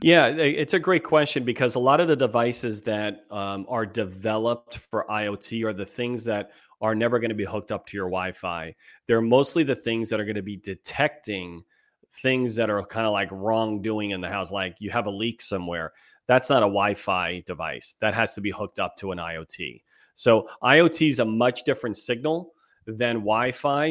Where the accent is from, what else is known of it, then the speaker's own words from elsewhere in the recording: East Coast, United States; moved away as an adult; also born or lived in New York; now in San Diego, United States; We're both from the East Coast. We've been out here since two thousand two, out in beautiful San Diego, California